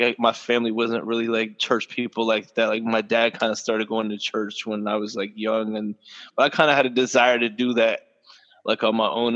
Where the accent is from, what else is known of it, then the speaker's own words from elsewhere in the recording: Cocoa, Florida, United States; also born or lived in Rockledge, Florida; And I grew up in Cocoa, too